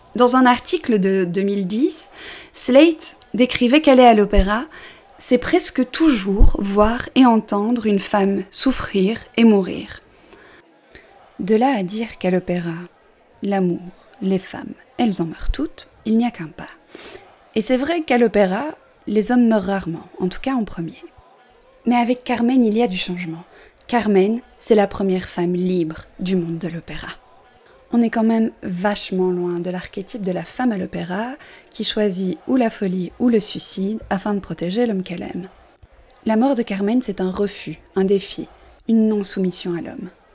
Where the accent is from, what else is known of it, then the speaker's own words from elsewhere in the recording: Belgium; je suis belge, j'assume mon 70.